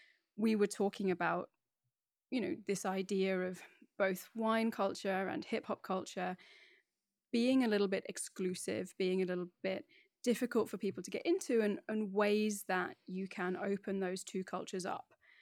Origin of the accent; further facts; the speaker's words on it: Middlesbrough, North East England, United Kingdom; accent: BBC voice; So despite the accent, which I have spent years honing to be my BBC voice, I'm actually from the Northeast. So I'm from a kind of steel industrial town on the northeast coast called Middlesbrough